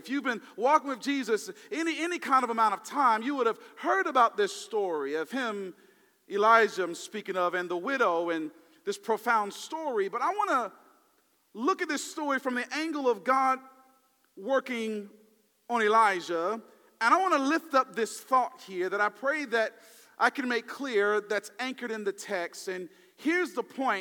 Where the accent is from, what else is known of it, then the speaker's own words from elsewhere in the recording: the South, United States; Now I'm from the South